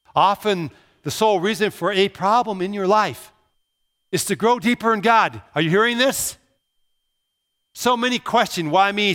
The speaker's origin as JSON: {"language": "English", "town": "Brooklyn Park", "region": "Minnesota", "country": "United States", "tie": "born or raised there", "also_born_or_lived": "Pella, Iowa", "moved": "as an adult", "said": "Growing up in Brooklyn Park, I didn't know who lived two houses away from me"}